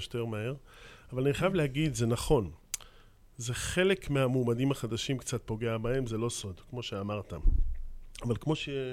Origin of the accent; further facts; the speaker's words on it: Kiryat Ono, Tel Aviv District, Israel; אני יליד קריית אונו